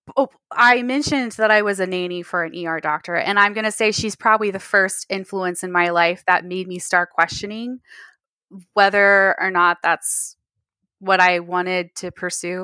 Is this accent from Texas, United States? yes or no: yes; Texas, United States; I'm in Texas